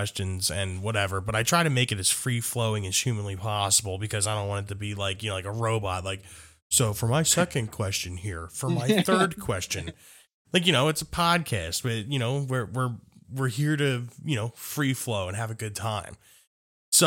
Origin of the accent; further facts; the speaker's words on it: United States; I'm from the United States